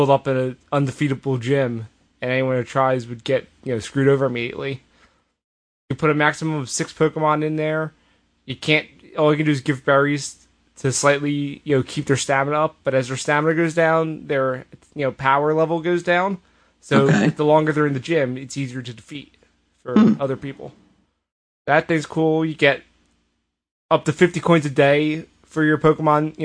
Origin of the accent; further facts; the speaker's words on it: United States; I'm American